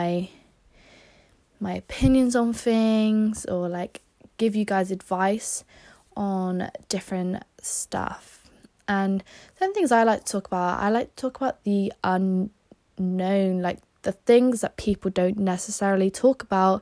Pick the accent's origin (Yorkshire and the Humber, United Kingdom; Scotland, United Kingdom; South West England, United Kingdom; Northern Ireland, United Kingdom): South West England, United Kingdom; Somerset; I am from Somerset. I've been here my whole life